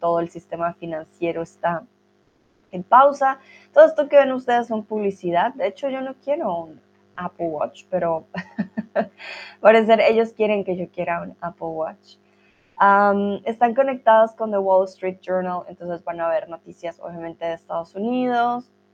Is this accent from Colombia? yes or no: yes; Colombia; now in Germany; Soy de Colombia, vivo en Alemania